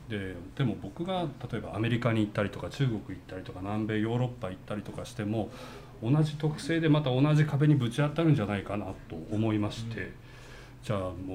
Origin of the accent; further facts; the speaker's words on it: Kitaibaraki, Ibaraki, Japan; moved away as an adult; also born or lived in Tokyo / Mumbai, India; 僕もあの地元茨城県の北茨城の辺りにインド料理屋さんがいくつかあるんですが